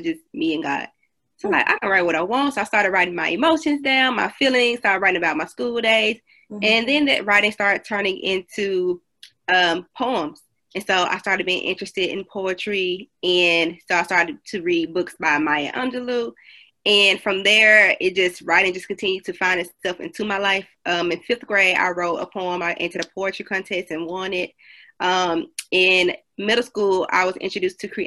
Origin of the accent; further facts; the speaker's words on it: Memphis, Tennessee, United States; now in Nashville, United States; I am from Memphis, Tennessee, but I live in Nashville